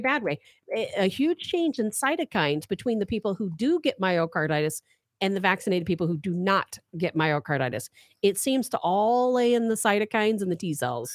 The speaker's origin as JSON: {"language": "English", "town": "St. Louis", "region": "Missouri", "country": "United States", "tie": "born or raised there", "also_born_or_lived": "Chicago, Illinois", "said": "I went to two different high schools because I moved from Chicago to St. Louis"}